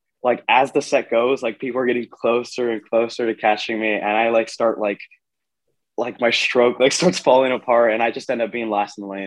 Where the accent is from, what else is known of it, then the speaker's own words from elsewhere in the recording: Texas, United States; I'm from Texas